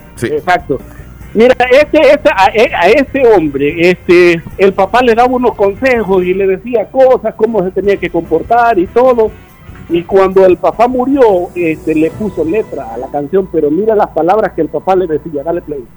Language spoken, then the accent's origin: Spanish; El Salvador; solo le tratamos de comer las letras ahí como buen salvadoreño.